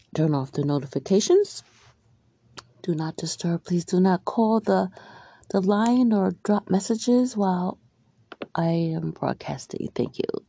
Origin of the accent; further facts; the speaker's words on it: Albany, New York, United States; also born or lived in Maryland; Growing up in Albany, between Albany and Maryland, I remember living in Albany, the Arbor Hill area, and I lived with my grandparents